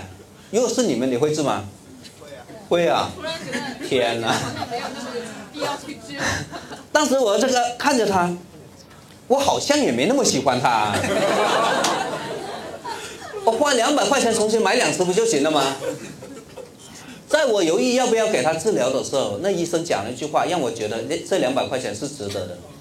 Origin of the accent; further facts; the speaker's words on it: Guangdong, China; 你要知道，它是只乌龟，而我是广东人，我就买点红枣枸杞处理了。